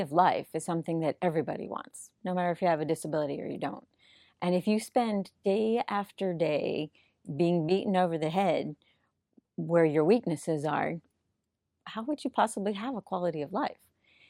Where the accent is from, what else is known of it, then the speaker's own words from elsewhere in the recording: Hollywood, Florida, United States; In South Florida, in Hollywood.